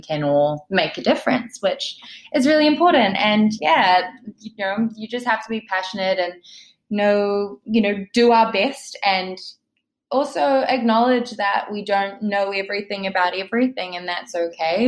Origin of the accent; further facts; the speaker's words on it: New Zealand; moved away as an adult; also born or lived in England; now in New York, United States; I grew up in New Zealand